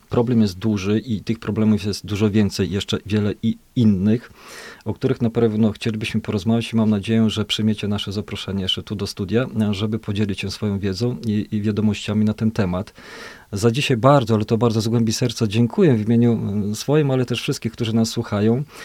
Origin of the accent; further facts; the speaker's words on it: Podlaskie Voivodeship, Poland; tu u nas na Podlasiu